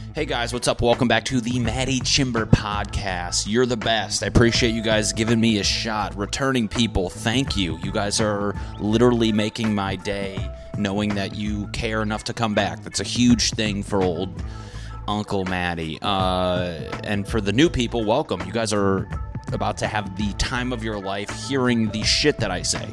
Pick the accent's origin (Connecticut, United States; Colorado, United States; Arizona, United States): Connecticut, United States; When I grew up in Connecticut